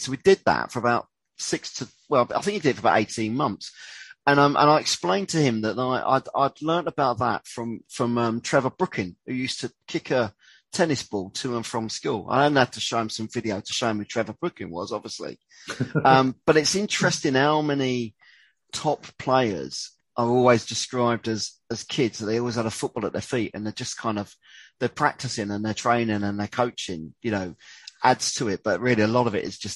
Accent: Brighton, South East England, United Kingdom; where I grew up in Patcham

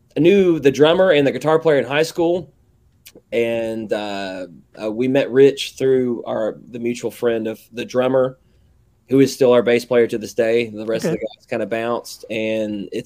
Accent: the South, United States; accent: southern; my southern ass accent

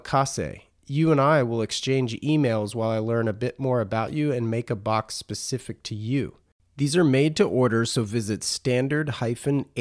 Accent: North Carolina, United States; being a North Carolina guy

